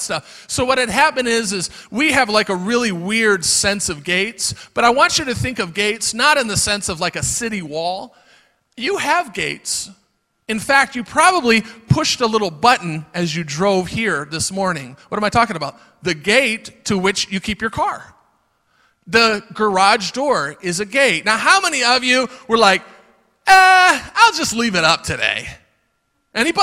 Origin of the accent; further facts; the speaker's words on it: Florida, United States; moved away; also born or lived in Michigan; I come from Florida